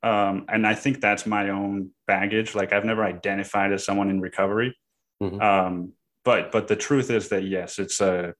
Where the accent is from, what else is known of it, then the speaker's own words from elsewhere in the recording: Cancún, Quintana Roo, Mexico; also born or lived in Bay Area, California; I grew up in Cancun